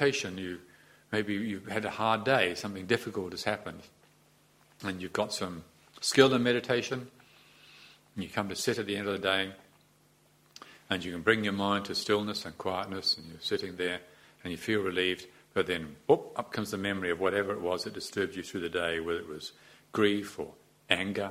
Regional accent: New Zealand; as a New Zealander

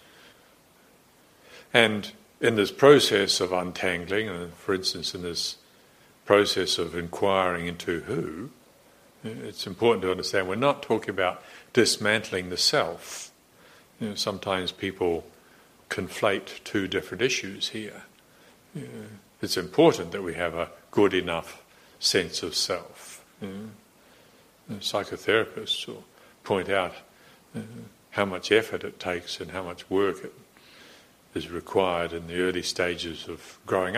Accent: Morrinsville, Waikato, New Zealand; I was brought up a Presbyterian in Moranesville in New Zealand

